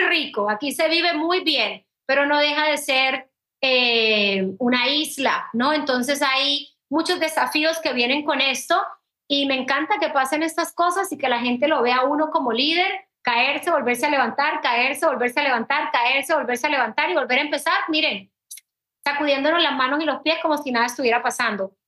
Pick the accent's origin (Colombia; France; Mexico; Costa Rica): Colombia; now in Puerto Rico; como extranjera, como colombiana